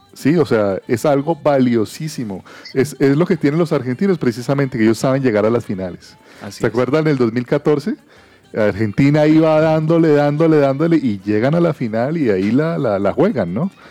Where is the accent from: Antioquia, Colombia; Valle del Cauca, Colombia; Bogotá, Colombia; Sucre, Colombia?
Valle del Cauca, Colombia; Cali; Yo soy de Cali